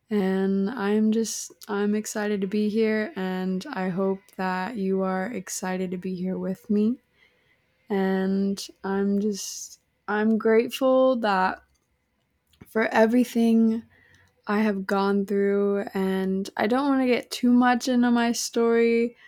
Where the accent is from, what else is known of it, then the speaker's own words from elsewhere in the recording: Salem, Illinois, United States; now in Arizona, United States; I am currently 21 years old, and I am from Salem, Illinois. I have been living out in Arizona for the last 2 years now, and I'm the girl that just constantly moved around all the time